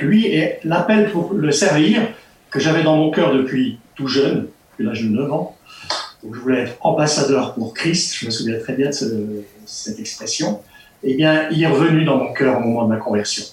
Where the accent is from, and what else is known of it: Ch'ti, Hauts-de-France, France; moved away as an adult; now in Switzerland